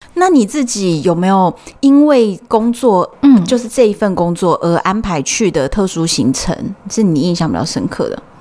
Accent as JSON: {"language": "Chinese", "country": "Taiwan", "said": "我们是台湾的啊"}